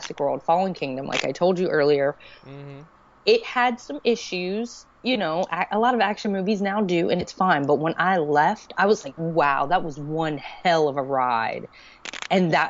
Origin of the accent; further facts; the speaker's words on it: Alexandria, Louisiana, United States; I was born in Alexandria, Louisiana. I was raised by my father until he met my stepmother